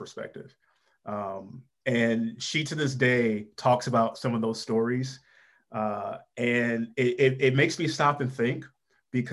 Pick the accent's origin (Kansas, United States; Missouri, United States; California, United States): Missouri, United States; St. Louis; I'm familiar with that neighborhood and that area of St. Louis. I grew up in North County